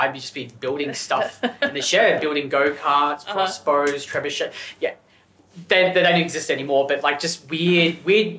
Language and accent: English; Gippsland, Victoria, Australia; moved away as an adult; now in Melbourne, Australia; growing up in Gippsland